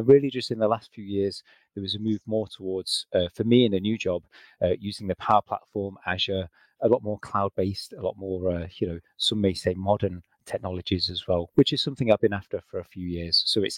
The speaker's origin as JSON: {"language": "English", "region": "England", "country": "United Kingdom", "moved": "yes", "lives_now": "Scotland, United Kingdom", "said": "So, yep, I'm originally from England. I've moved around a bit. I'm now based in Scotland."}